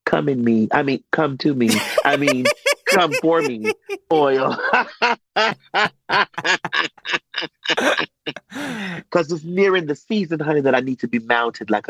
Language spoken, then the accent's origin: English; Miami, Florida, United States; moved away as an adult; now in Atlanta, United States; I'm originally from Miami, Florida. I moved here to Atlanta maybe about 23, 24 years ago. And I was young then